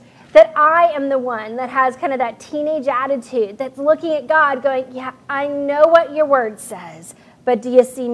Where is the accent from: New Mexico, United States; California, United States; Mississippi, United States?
New Mexico, United States; moved away; I grew up with out in New Mexico